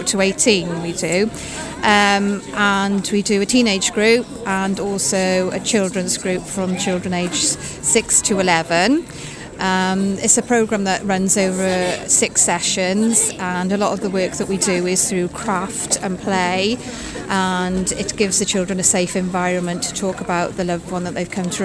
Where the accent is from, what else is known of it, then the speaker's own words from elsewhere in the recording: Saundersfoot, Wales, United Kingdom; I come from Saundersfoot